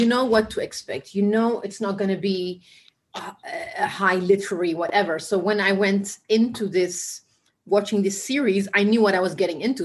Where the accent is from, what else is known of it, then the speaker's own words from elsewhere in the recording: Ethiopia; now in Amsterdam, Netherlands; we grew up in similar in a sim- similar era in Ethiopia